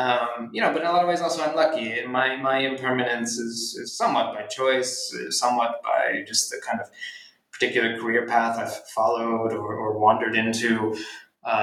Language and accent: English; Philadelphia, Pennsylvania, United States; born or raised there